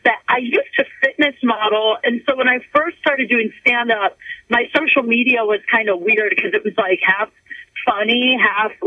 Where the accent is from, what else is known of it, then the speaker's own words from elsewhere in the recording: Canton, Ohio, United States; I'm from Canton